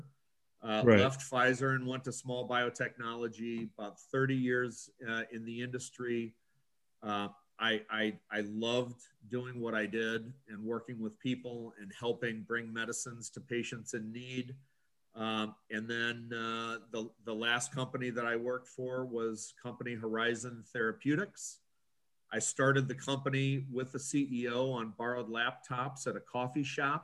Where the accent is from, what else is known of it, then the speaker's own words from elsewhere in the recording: Lake Forest, Illinois, United States; also born or lived in Highland Park, Illinois; I originally was born in Highland Park Hospital, grew up in Lake Forest.